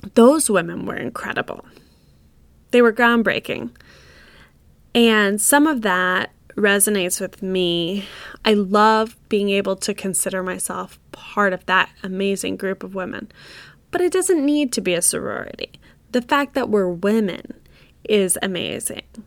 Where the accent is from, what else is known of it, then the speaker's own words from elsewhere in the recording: United States; as an American woman.